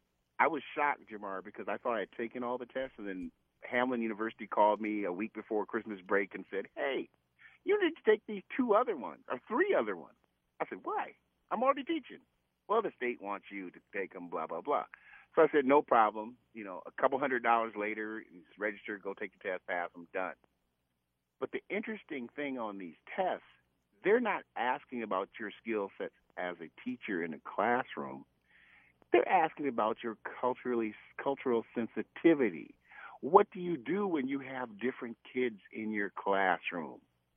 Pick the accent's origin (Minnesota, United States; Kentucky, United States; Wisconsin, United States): Minnesota, United States; except I wasn't, I was from America, in Minnesota.